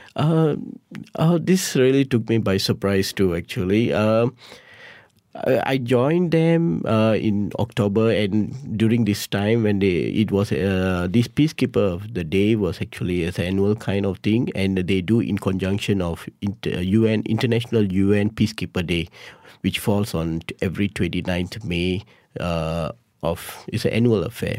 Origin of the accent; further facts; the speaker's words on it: Malaysia; being a Malaysian